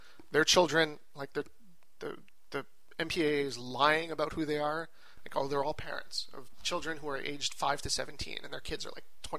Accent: Quebec, Canada; Well, we're from Quebec, and it was rated R in Quebec.

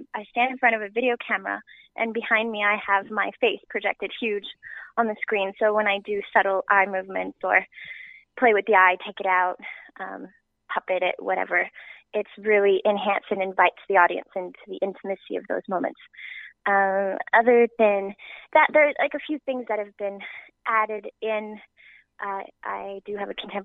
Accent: Timmins, Ontario, Canada; also born or lived in Porcupine, Ontario; I moved from Timmins, Ontario to Porcupine, Ontario

